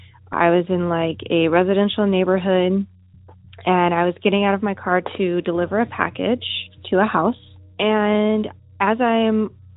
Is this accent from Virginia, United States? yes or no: no; California, United States; Hi, Derek. … I'm from California.